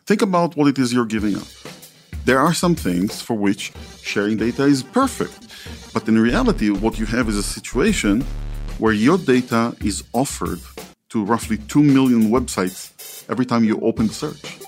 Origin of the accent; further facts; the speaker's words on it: Israel; When I was growing up in Israel, I only had the twelve relatives in my family tree